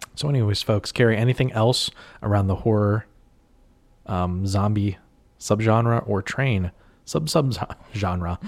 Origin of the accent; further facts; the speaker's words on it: Western Pennsylvania, United States; I'm from Western P